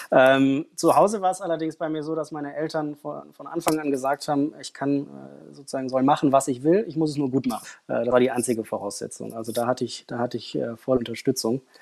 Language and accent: German; Frankfurt, Hesse, Germany; Ich bin in Frankfurt aufgewachsen und habe da ähm, in einem Catering Service und auch in einem Hotel am Empfang gearbeitet.